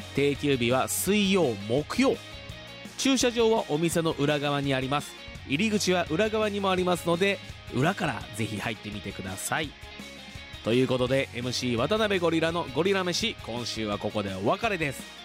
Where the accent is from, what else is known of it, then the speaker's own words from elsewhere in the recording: Fuji, Shizuoka, Japan; 生まれも育ちも静岡県富士市